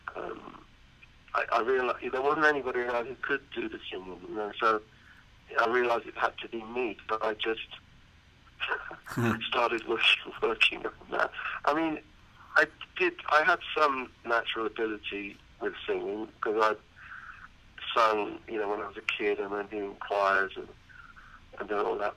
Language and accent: English; United Kingdom; I wanted to be in my home country